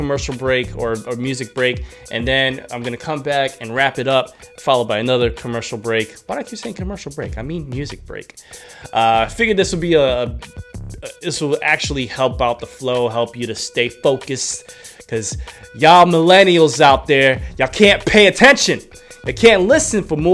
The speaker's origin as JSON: {"language": "English", "town": "New York City", "region": "New York", "country": "United States", "tie": "born or raised there", "moved": "as an adult", "said": "I was born and raised in the Bronx of New York City. I lived there until I was 23 when I moved here"}